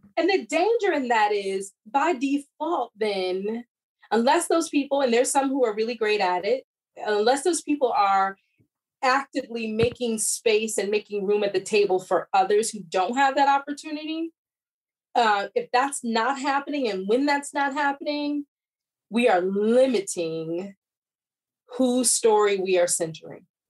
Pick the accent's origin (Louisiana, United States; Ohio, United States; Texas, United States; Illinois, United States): Illinois, United States; outside Chicago; I grew up uh, in Chicago area, so I'm a Midwest girl. Grew up outside Chicago.